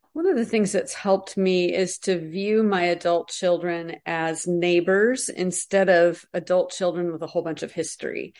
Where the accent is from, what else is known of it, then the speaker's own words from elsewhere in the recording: United States; us as American Christians